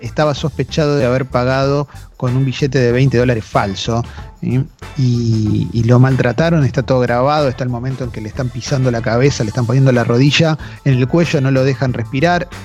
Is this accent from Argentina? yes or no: yes; Argentina